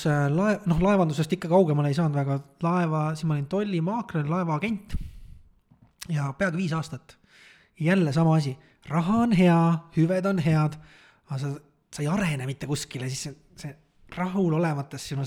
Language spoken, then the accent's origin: Estonian; Saare County, Estonia; ma olen Saaremaalt pärit